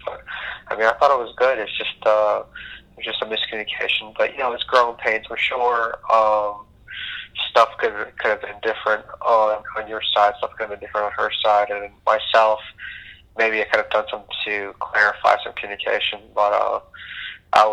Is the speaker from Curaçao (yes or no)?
yes; Curaçao; moved away; also born or lived in Boca Raton, Florida, United States; I'm from the Caribbean, which even people might not know now, from an island called Curacao. And I basically moved to the States, moved to Boca Raton